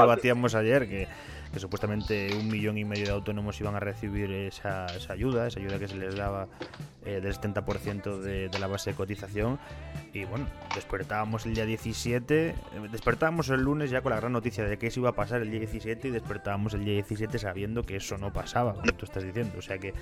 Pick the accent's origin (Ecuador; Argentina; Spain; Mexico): Spain; Ponferrada, Castile and León; nosotros que somos de Ponferrada